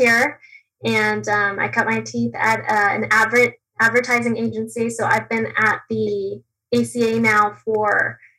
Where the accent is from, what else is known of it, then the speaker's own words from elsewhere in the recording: New Mexico, United States; moved away as an adult; also born or lived in Texas; now in Arizona, United States; I grew up in New Mexico. I went to college in Texas, and I moved here after Texas